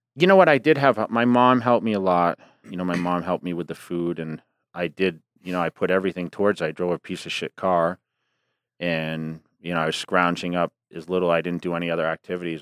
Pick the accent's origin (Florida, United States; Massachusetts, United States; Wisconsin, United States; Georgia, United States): Massachusetts, United States; near Worcester; I joined the local Gold's Gym, which was Worcester, Massachusetts, right outside my, my hometown